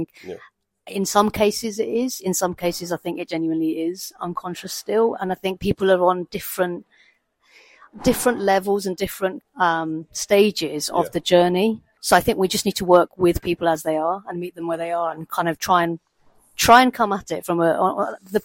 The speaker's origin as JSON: {"language": "English", "region": "London", "country": "United Kingdom", "tie": "born or raised there", "said": "I'm a Londoner. I grew up in London."}